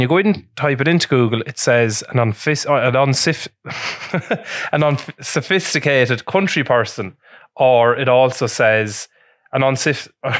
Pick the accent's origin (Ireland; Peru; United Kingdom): Ireland; Portlaoise, Leinster; moved away as an adult; now in Dublin, Ireland; I'm from Port Leash, big bog racks, and I'm up in the big smoke